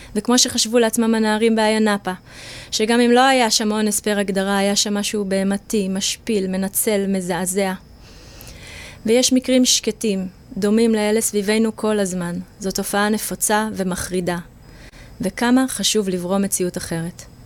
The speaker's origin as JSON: {"language": "Hebrew", "country": "Israel", "tie": "born or raised there", "moved": "yes", "lives_now": "Jaffa, Israel", "said": "אני גדלתי במושב"}